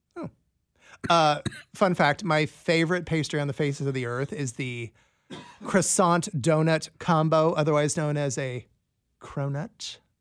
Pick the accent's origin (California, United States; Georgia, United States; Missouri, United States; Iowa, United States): Iowa, United States; Des Moines; now in Kansas City, United States; my hometown of Des Moines